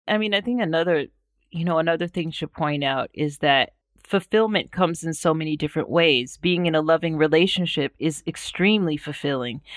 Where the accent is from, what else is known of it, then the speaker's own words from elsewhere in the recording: United States; moved away as an adult; as an American